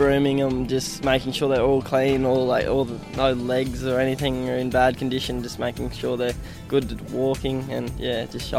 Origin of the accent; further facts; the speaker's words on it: Inglewood, Queensland, Australia; I'm from Inglewood.